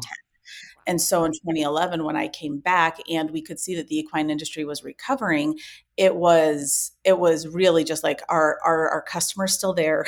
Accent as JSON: {"language": "English", "town": "Ames", "region": "Iowa", "country": "United States", "tie": "born or raised there", "also_born_or_lived": "Spain", "said": "I grew up in Ames, Iowa, which is where our company is still based out"}